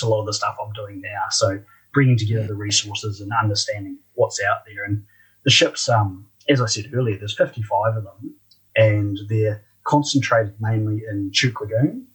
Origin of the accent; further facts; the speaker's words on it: Christchurch, Canterbury, New Zealand; also born or lived in Dunedin, New Zealand; I'm a Kiwi